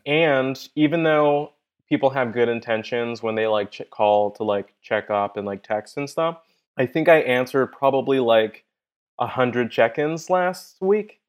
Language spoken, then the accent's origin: English; Inglewood, California, United States; I grew up in Inglewood, uh, I grew up in the hood.